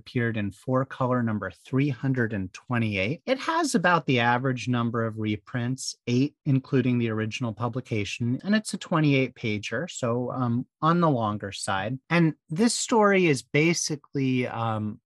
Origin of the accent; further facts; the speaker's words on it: Bay Area, California, United States; I was born in the 80s in the Bay Area